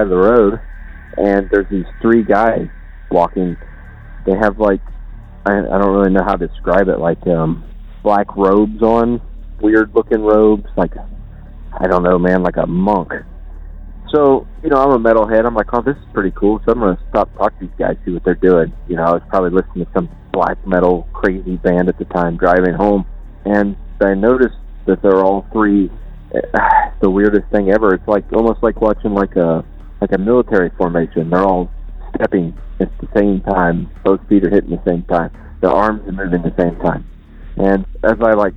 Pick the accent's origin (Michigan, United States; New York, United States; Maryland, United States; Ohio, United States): Ohio, United States; Mutual; I'm from Mutual, Ohio. It's a little tiny town, population of like 126